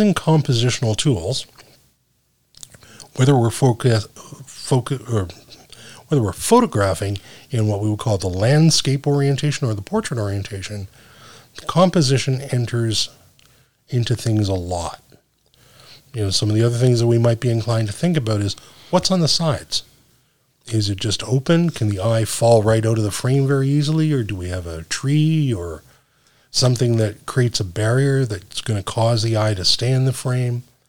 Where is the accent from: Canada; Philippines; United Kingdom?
Canada; I'm Canadian.